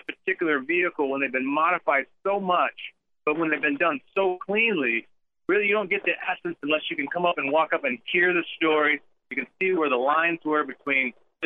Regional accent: Florida, United States; all my people down there in Florida, my home state

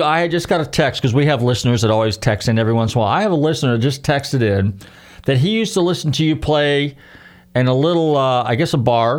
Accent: Northern California, United States; now in Florida, United States; Even though I'm originally from Northern California, I've now conceded and adopted Florida as my home state.

